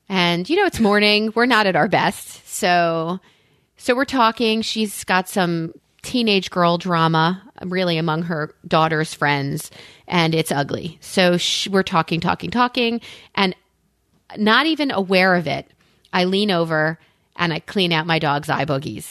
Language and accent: English; Long Island, New York, United States; also born or lived in Delaware; now in Pennsylvania, United States; growing up in New York